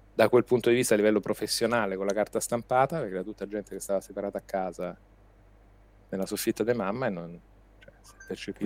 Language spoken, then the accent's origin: Italian; Rome, Lazio, Italy; accent: Roman; moved away as an adult; now in Milan, Italy; io sono nato e cresciuto a Roma